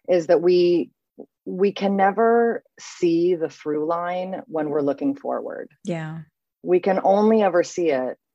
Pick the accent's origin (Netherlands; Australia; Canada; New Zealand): Canada; now in Paris, France; so I am Canadian born to two European parents. So I'm a first generation Canadian. I have moved around a great deal. Seven times, I believe. I think I've lived in seven different places. And I now live in Paris. I am an expat.